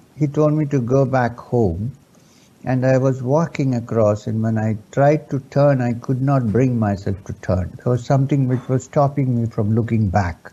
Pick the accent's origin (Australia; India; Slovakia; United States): India; Kerala; first language Urdu; English is a second language; I was born and brought up in Kerala